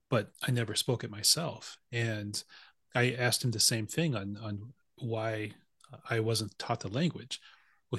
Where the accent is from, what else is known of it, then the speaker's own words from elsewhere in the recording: South Dakota, United States; I grew up in South Dakota on a reservation